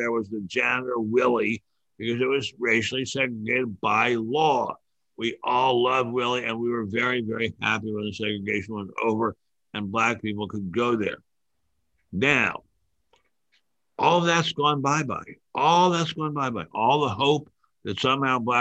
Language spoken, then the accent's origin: English; Washington, District of Columbia, United States; When I was a child growing up in Washington D.C.